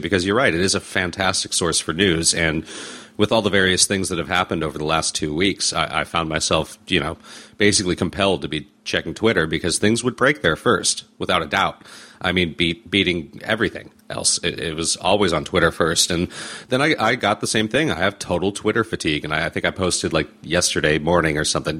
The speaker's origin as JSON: {"language": "English", "town": "Los Angeles", "region": "California", "country": "United States", "tie": "born or raised there", "said": "I grew up here in Los Angeles. I grew up here in Southern California"}